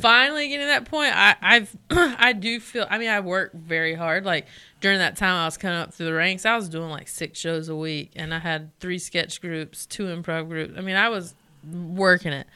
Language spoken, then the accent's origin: English; Belmont, North Carolina, United States; I'm from Belmont s, near here